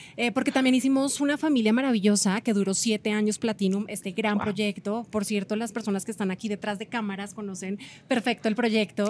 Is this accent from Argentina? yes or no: no; Colombia; moved away as an adult; now in Mexico; somos colombianos, vivimos aquí con mi esposo hace 10 años en México